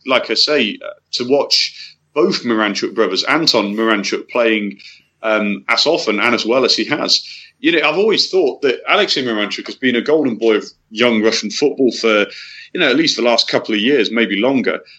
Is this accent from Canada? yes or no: no; England, United Kingdom; as an Englishman